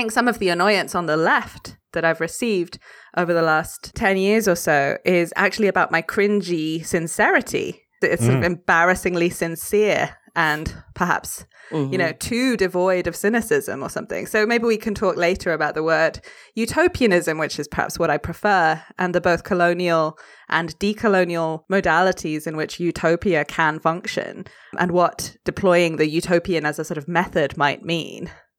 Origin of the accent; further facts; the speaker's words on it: France; I grew up in France.